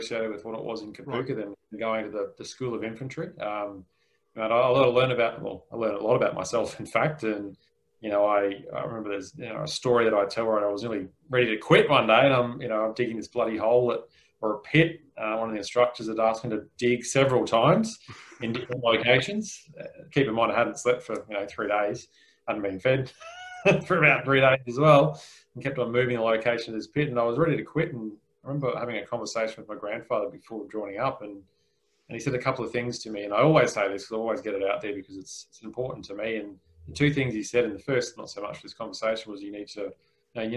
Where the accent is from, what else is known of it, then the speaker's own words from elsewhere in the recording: Nambour, Queensland, Australia; now in Brisbane, Australia; I was actually born in Nambour, so I'm a Queenslander, clearly.